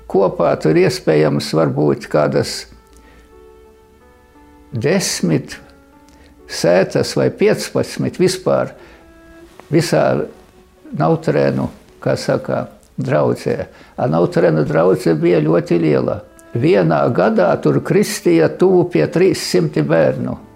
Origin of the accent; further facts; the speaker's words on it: Rēzekne Municipality, Latvia; Mēs tīri latvieši. Vispār nautrēnu draudze ir ļoti latviskā.